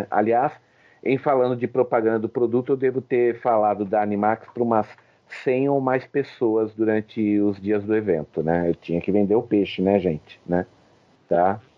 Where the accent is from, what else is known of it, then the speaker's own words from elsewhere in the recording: São Paulo, Brazil; Não, sou do ABC, do ABC.